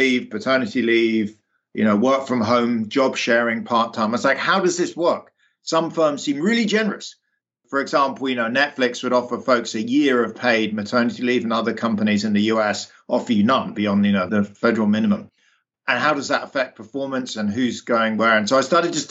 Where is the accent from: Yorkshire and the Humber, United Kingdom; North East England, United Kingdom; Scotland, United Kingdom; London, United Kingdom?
London, United Kingdom; moved away; I grew up, you can probably tell from my accent, in the UK, in London